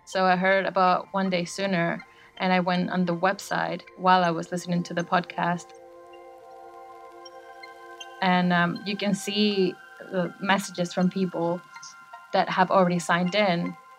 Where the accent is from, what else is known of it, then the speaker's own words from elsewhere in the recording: Caracas, Capital District, Venezuela; now in Bristol, United Kingdom; I live in Bristol and I am from Caracas, Venezuela.